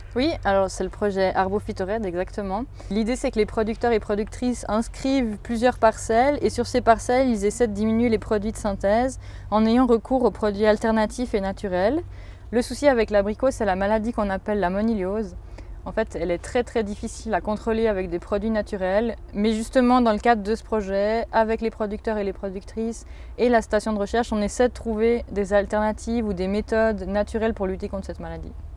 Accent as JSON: {"language": "French", "town": "Saillon", "region": "Valais", "country": "Switzerland", "tie": "born or raised there", "said": "j'ai grandi à Saillon"}